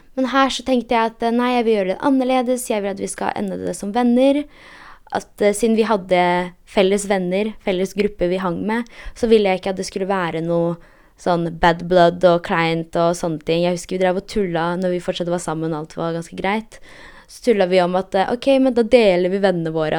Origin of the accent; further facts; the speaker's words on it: Poland; now in Norway; jeg er polsk